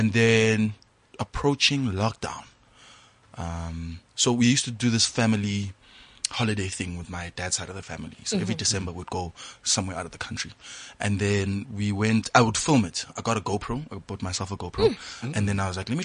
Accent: Hammanskraal, Gauteng, South Africa; also born or lived in Klerksdorp; I was raised in Hammanskraal by a family full of women

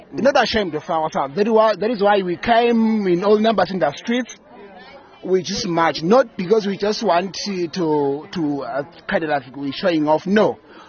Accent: Eswatini; From the Kingdom of eSwatini.

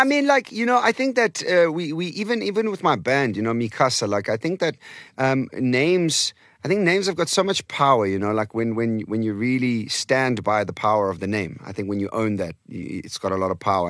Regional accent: Eastern Cape, South Africa; first language Portuguese; English is a second language; also born or lived in Portimão, Algarve, Portugal; I started to learn English and Xhosa and Afrikaans all at the same time in the Okay. Eastern Cape

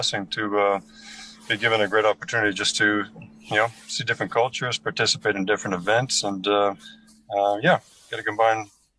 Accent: Canada; also born or lived in Middle East / Russia; now in Kuwait; I'm a Canadian originally. I've lived in the Middle East for 13 years, Russia for a year.

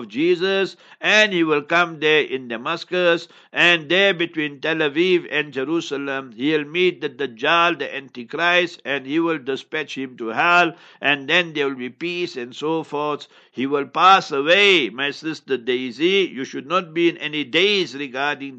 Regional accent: Heidelberg, South Africa; I come from Heidelberg, ons praat biki biki Afrikaans ook.

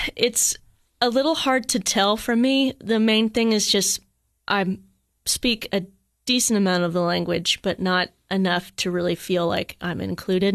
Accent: Cookeville, Tennessee, United States; moved away as an adult; also born or lived in Johnson City, Tennessee / Colorado Springs, Colorado; now in Germany; I'm born and raised Cookville, Tennessee

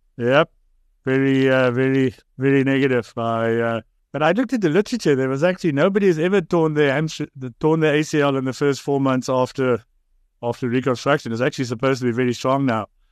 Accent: South Africa; also born or lived in Bloemfontein, Free State / Oxford; now in Cape Town, South Africa; I grew up in the Transvaal, went to Grey

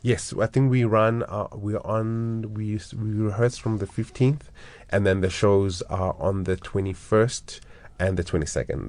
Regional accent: Johannesburg, Gauteng, South Africa; I was born and bred in Orlando East

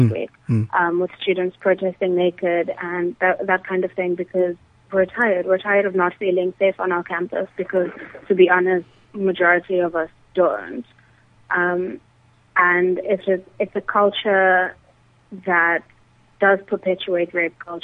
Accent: South Africa; we do need to deal with as a South African society

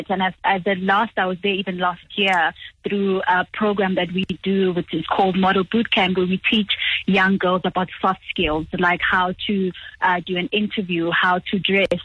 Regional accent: Johannesburg, Gauteng, South Africa; So I still work with a lot of women my hometown, where I am in Johannesburg at the moment, it's just a continuous thing.

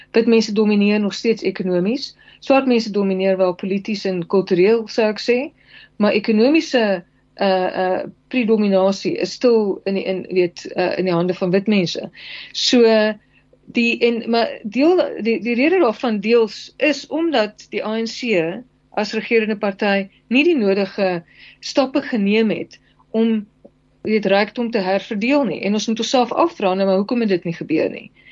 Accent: South Africa; as alle Suid-Afrikaners

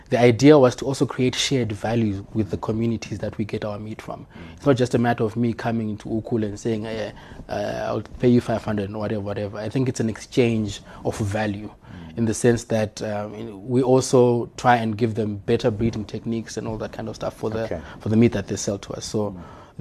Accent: Harare, Zimbabwe; I was born in Highfield

